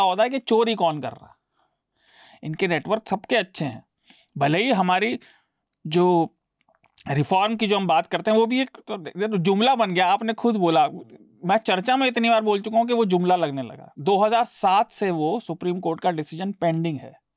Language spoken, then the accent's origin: Hindi; Meerut, Uttar Pradesh, India; मैं मेरठ में पला बढ़ा हूँ